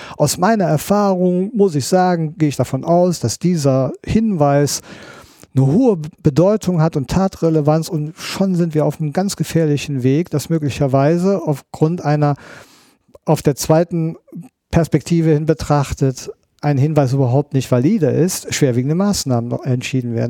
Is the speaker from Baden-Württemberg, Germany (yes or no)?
no; Bonn, North Rhine-Westphalia, Germany; ich bin Bonner